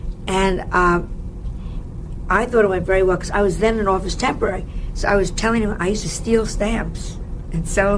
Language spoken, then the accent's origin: English; Larchmont, New York, United States; I'm from Larchmont.